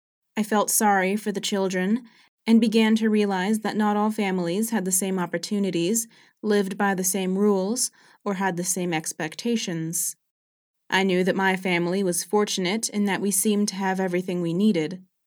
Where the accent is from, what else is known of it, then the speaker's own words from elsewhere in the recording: Matanzas, Cuba; born there; I was born in Matanzas, Cuba, on March 7, 1931.